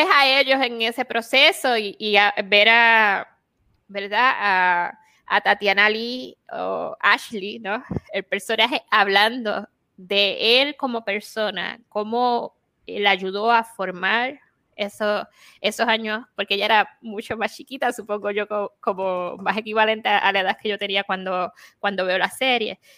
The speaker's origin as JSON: {"language": "Spanish", "country": "Puerto Rico", "moved": "yes", "lives_now": "Arizona, United States", "said": "nosotros siendo puertorriqueños, ¿no? Y siendo aquí en Estados Unidos"}